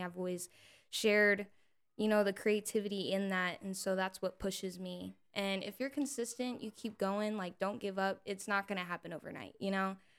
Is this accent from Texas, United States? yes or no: yes; Salado, Texas, United States; moved away as an adult; now in Austin, United States; I moved far from my hometown um, I'm from Salado, Texas originally.